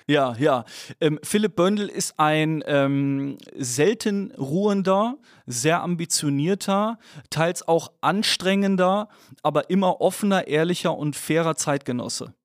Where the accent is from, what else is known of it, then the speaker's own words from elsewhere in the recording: Dormagen, North Rhine-Westphalia, Germany; geboren in Dormagen zwischen Köln und Düsseldorf, ähm, tendierte aber immer deutlich mehr zu Köln, deswegen auch großer Fan des ersten FC Köln ganz wichtig. Ähm, bin dort ähm, aufgewachsen